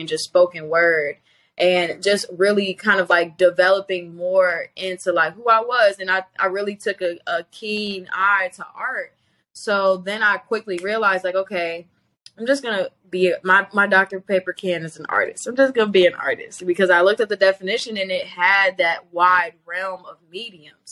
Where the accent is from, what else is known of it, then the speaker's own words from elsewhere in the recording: Chicago, Illinois, United States; moved away as an adult; now in New York, United States; growing up in Chicago